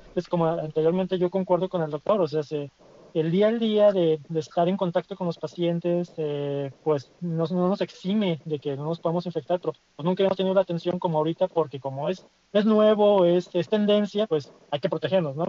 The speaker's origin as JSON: {"language": "Spanish", "country": "Mexico", "said": "como mexicanos que hemos sido"}